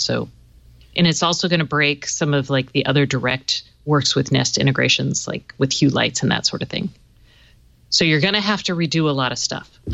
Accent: the South, United States; I'm from the South

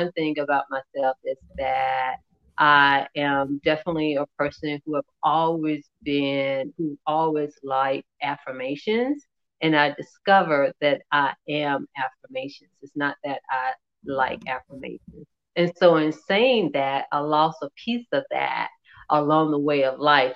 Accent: Columbia, South Carolina, United States; I grew up in Columbia, South Carolina

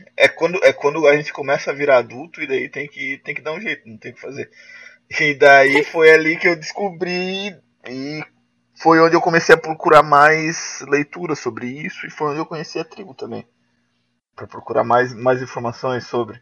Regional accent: Joinville, Santa Catarina, Brazil; Sou daqui da, da cidade de Joinville, Santa Catarina.

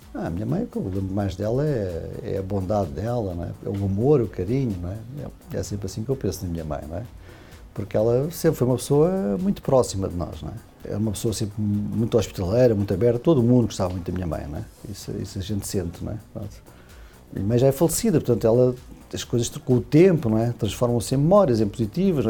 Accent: Portugal; moved away as an adult; now in Brazil; é português, né? Portanto, nasci em Portugal há 55 anos

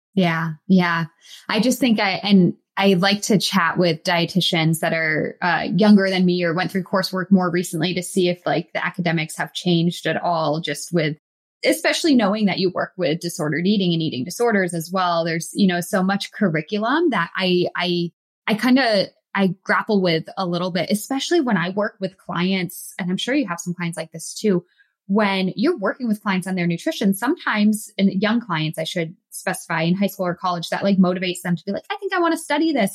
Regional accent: Massachusetts, United States; I grew up in Massachusetts

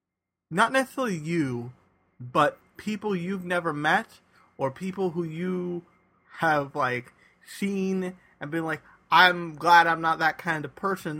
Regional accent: United States; we are not used to as American anime fans

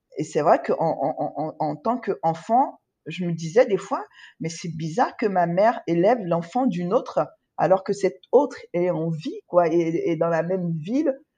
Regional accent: Côte d’Ivoire; also born or lived in Cotonou, Benin; Je suis née en Côte d'Ivoire et j'ai grandi en Côte d'Ivoire

